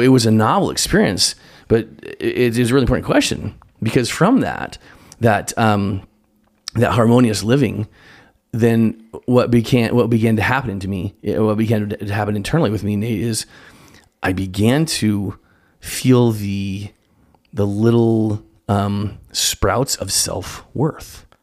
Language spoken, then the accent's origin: English; Spokane, Washington, United States; I grew up in Spokane, Washington, Eastern Washington